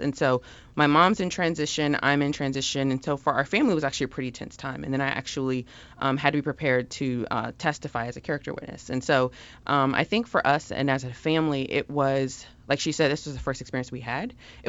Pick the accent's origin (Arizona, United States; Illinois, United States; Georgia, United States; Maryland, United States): Maryland, United States; Maryland area, United States; also born or lived in Norfolk, Virginia; I'm from the Maryland area. So I came back home, and I was just fortunate that I had some connections still in the Norfolk, Virginia area where I went to college